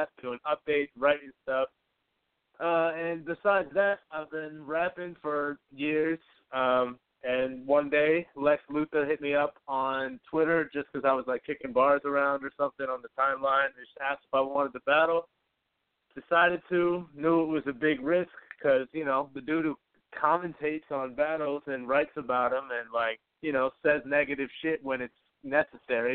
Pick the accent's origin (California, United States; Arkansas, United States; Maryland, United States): Maryland, United States; Baltimore; now in New York, United States; I grew up in Baltimore City. I've been in New York for, like, going on 9 years now